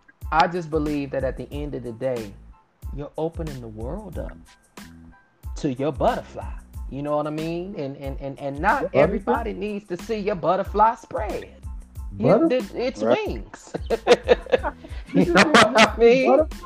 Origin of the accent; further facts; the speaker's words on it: Miami, Florida, United States; I'm from the 305